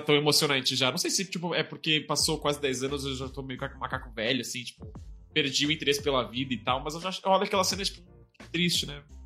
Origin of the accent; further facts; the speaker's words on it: Porto Alegre, Rio Grande do Sul, Brazil; now in São Paulo, Brazil; Porto Alegre, que é a minha terra natal